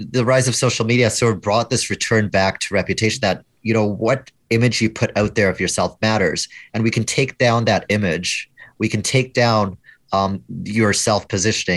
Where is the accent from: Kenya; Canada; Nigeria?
Canada; I'm Canadian